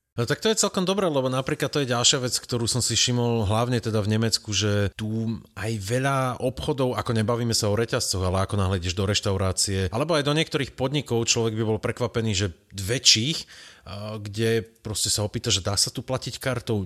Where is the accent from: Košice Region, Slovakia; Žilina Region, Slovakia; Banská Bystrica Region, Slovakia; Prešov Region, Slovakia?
Banská Bystrica Region, Slovakia; Veľký Krtíš; ja som z Veľkého Krtiša